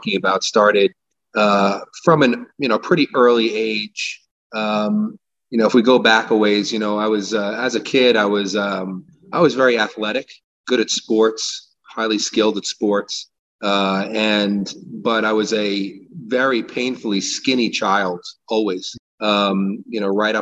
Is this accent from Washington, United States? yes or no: no; Bellmore, New York, United States; also born or lived in Brooklyn, New York; I grew up in Long Island, New York, born in Brooklyn, moved to Long Island as a child, and you know, lived in a nice town called Belmore